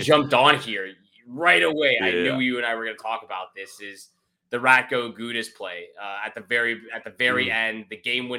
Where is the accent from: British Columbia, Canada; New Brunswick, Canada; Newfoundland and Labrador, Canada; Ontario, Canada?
Ontario, Canada; Toronto; We're both from Toronto